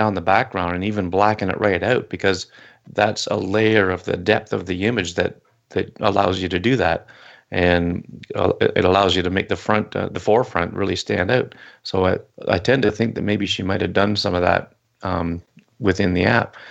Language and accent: English; Canada; in my hometown, we have a harbor, and there's a grain elevators where the grain boats come